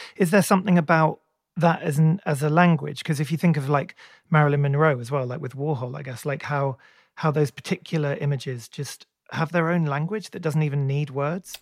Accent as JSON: {"language": "English", "region": "England", "country": "United Kingdom", "said": "as an English person, you know, we, we didn't grow up with barns"}